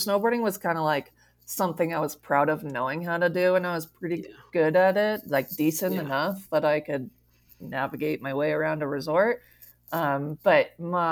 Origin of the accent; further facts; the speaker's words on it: United States; I grew up in Tahoe, which is why we live here currently